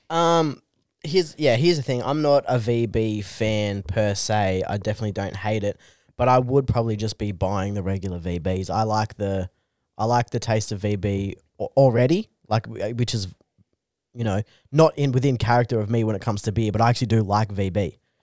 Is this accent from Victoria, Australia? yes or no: no; Bungendore, New South Wales, Australia; I grew up in Bungandore, which is just rampant alcoholism and problem gambling.